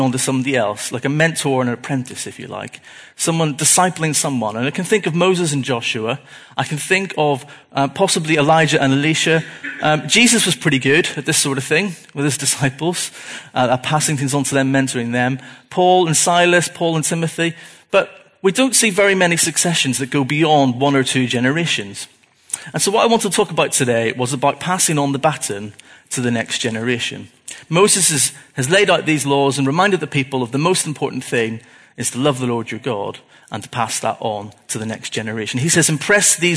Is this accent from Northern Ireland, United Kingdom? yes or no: yes; Belfast, Northern Ireland, United Kingdom; I was born in Belfast in 1982